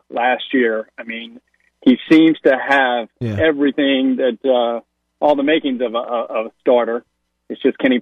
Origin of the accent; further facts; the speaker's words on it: Mississippi, United States; now in Baltimore, United States; growing up in Mississippi